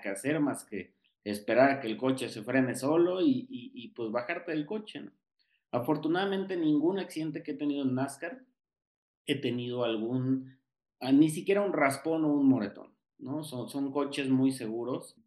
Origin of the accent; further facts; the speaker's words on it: Mexico City, Mexico; aquí en mi casa, en la Ciudad de México